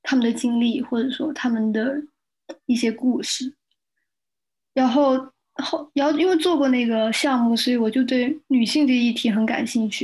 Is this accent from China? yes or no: yes; Shenzhen, Guangdong, China; 我从小在深圳长大